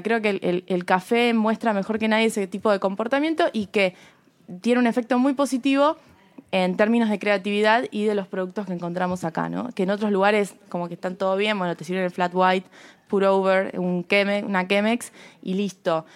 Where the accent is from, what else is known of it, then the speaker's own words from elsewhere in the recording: Rosario, Santa Fe, Argentina; moved away as an adult; now in Buenos Aires, Argentina; Yo soy de Rosario.